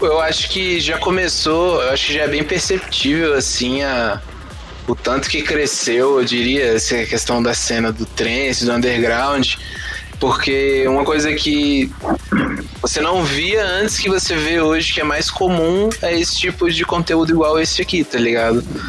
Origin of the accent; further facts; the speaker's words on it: Cerrado, Brazil; a gente cresceu no Cerrado